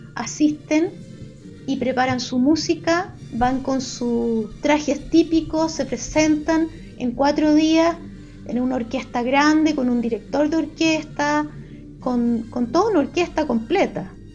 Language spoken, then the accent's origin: Spanish; Chile; accent: Chilean; Hablamos en español con nuestro acento chileno que se salta las S